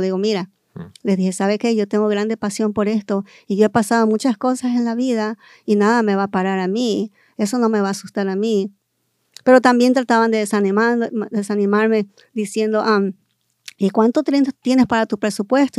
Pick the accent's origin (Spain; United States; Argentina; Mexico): United States; California; also born or lived in Guayaquil, Ecuador; Yo nací en el Ecuador y ah, fui criada aquí en California desde, la edad de cinco años.